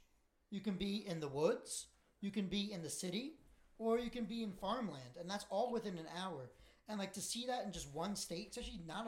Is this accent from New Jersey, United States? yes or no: yes; New Jersey, United States; I'm from New Jersey. I'm like, oh, I'm right outside New York.